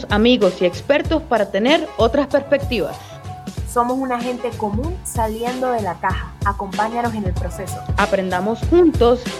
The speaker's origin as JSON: {"language": "Spanish", "country": "Venezuela", "tie": "born or raised there", "moved": "yes", "lives_now": "Santiago, Chile", "said": "nací en Venezuela y actualmente vivo en Santiago de Chile."}